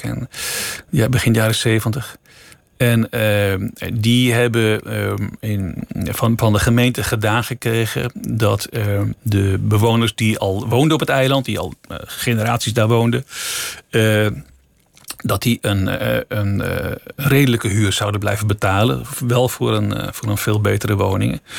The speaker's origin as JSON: {"language": "Dutch", "town": "Amsterdam", "region": "North Holland", "country": "Netherlands", "tie": "born or raised there", "said": "ik ben zelf daar geboren en, en opgegroeid"}